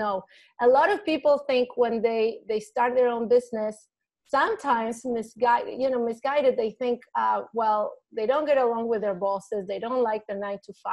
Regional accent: Argentina; English is a second language; moved away as an adult; now in United States; I'm originally from Argentina, and I came here for a few months when I was 19 to study English

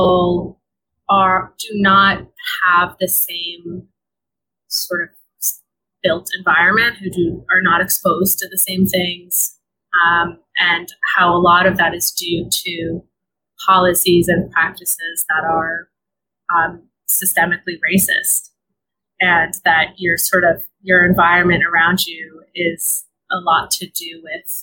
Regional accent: California, United States; now in Brooklyn, United States; I am originally from California

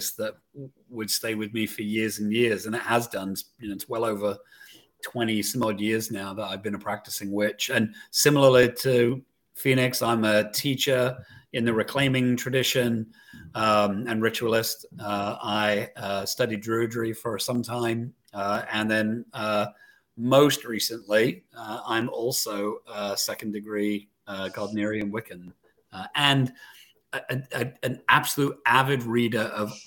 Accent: London, United Kingdom; moved away; I grew up in England

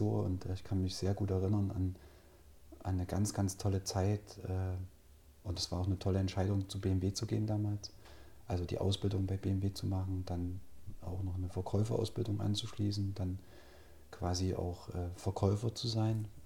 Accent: Altenburg, Thuringia, Germany; ich bin gebürtiger Altenburger. Äh, bin quasi in meinen Kindheitstagen durch Altenburg gestiefelt

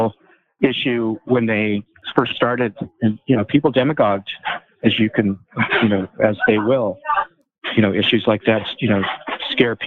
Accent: Denver, Colorado, United States; moved away as an adult; also born or lived in Boulder; now in Israel; we grew up in Southeast Denver, the Hilltop neighborhood

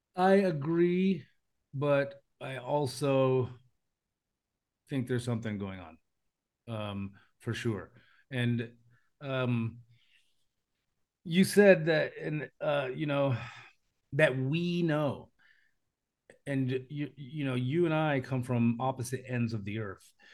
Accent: United States; moved away; I live in a foreign country and I'm American

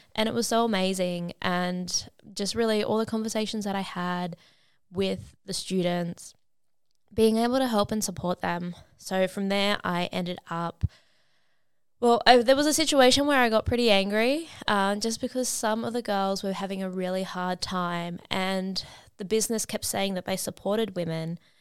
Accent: Sydney, New South Wales, Australia; I am from Sydney, Australia

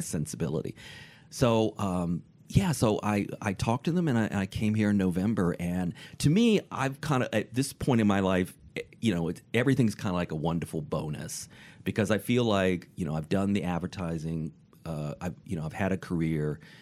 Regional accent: Richmond, Virginia, United States; moved away; also born or lived in Michigan; I'm from Richmond, Virginia

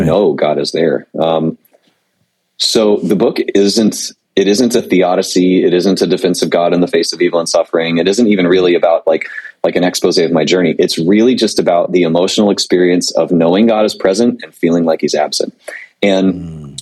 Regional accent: Panama City Beach, Florida, United States; moved away; I'm originally from Panama City Beach, Florida

